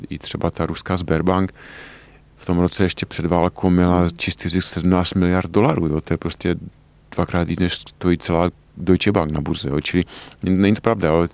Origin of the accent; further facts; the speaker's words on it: Czechia; my jako Češi známe naše české prostředí nejlépe